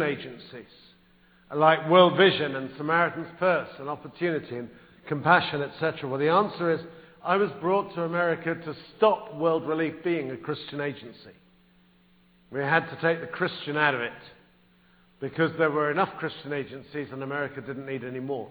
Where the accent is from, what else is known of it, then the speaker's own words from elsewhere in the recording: England, United Kingdom; moved away as an adult; now in United States; I am English